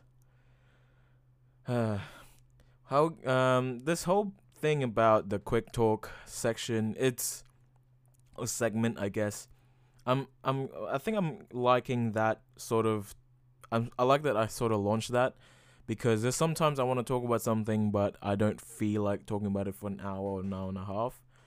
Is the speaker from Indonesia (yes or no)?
yes; Indonesia; moved away; I am from Indonesia